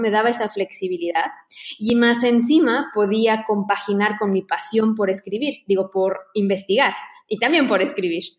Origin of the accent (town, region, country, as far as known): Mexico; moved away as an adult; now in Barcelona, Spain